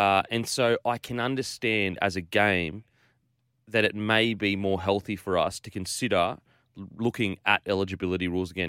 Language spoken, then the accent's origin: English; Queensland, Australia; As a Queenslander